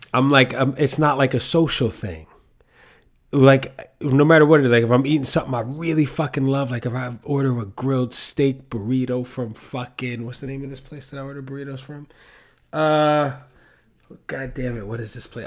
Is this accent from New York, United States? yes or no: yes; New York City, New York, United States; I'm from the Bronx and that's how my mom said it